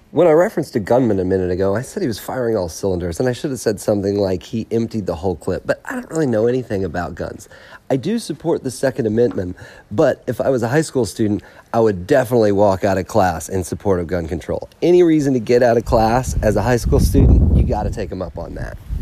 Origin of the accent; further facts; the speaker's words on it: North Carolina, United States; I am from North Carolina